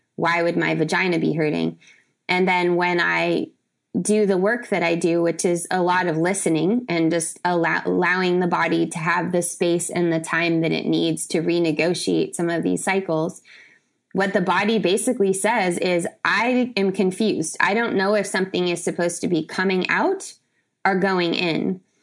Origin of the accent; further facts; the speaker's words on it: San Diego, California, United States; also born or lived in Brazil; I'm from San Diego